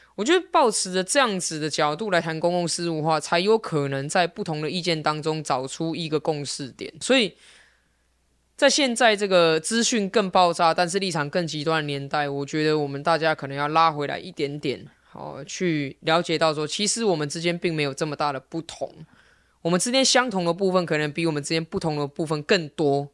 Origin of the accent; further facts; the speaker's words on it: Taipei, Taiwan; 我从小在文山区出生长大，所以我在大安文山区选议员对我来说很自然，因为这就是我的家